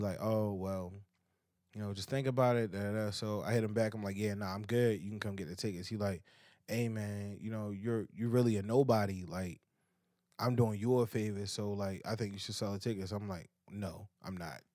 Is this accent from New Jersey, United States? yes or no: no; Baltimore, Maryland, United States; I'm from Baltimore